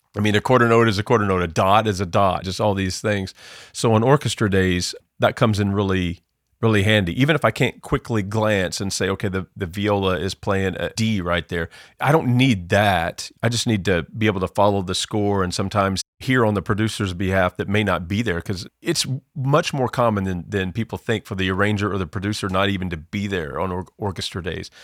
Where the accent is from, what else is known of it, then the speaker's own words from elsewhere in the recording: Southern Illinois, United States; moved away; I grew up in Southern Illinois. You could probably tell by my accent